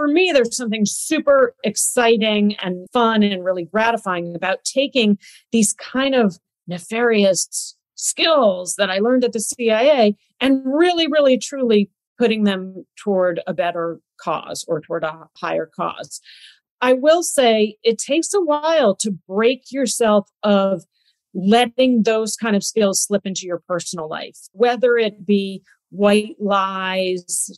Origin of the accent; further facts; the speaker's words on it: United States; as an American, you know, as an American representative in that country